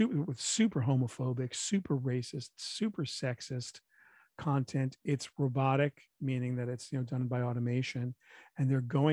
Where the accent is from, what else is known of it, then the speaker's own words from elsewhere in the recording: New York, United States; as a New Yorker